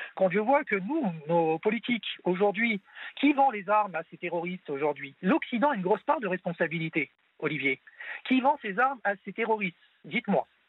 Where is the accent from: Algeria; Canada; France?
France; je suis français de confession musulmane